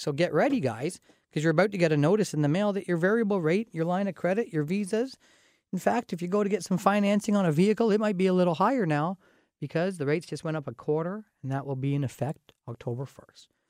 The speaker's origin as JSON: {"language": "English", "country": "Canada", "also_born_or_lived": "London, Ontario area", "said": "As a Canadian"}